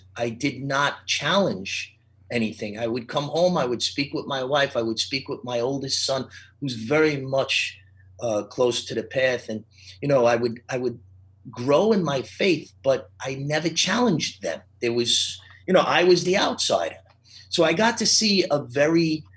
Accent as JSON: {"language": "English", "region": "New York", "country": "United States", "tie": "born or raised there", "moved": "yes", "lives_now": "Charlotte, United States", "said": "where I grew up in New York, you were either Catholic or Jewish"}